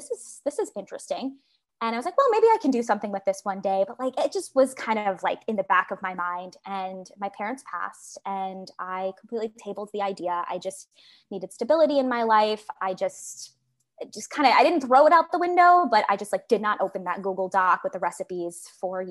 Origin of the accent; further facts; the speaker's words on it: New York City, New York, United States; now in San Francisco, United States; on Staten Island where I grew up